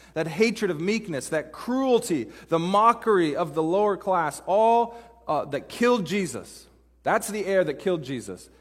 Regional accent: Pacific Northwest, United States; moved away as an adult; also born or lived in Dallas, Texas / Denver, Colorado; now in Seattle, United States; I grew up in the Pacific Northwest

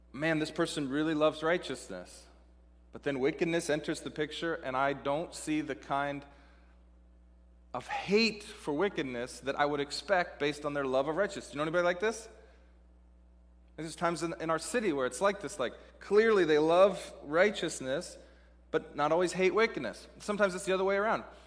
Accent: Seattle, Washington, United States; moved away as an adult; also born or lived in Dallas, Texas; I'm from Seattle, living in Dallas, Texas

